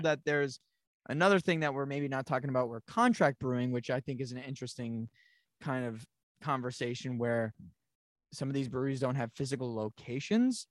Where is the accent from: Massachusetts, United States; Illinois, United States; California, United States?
Massachusetts, United States; Monson; I grew up in Munson, Massachusetts